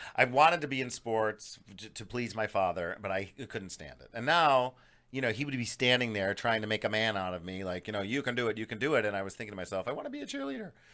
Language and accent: English; Scranton, Pennsylvania, United States; moved away; I grew up in Scranton, Pennsylvania